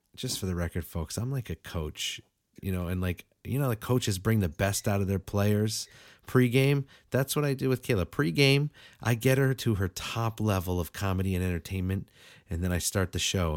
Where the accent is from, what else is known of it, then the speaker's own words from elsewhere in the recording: Western Massachusetts, United States; I'm a four one three native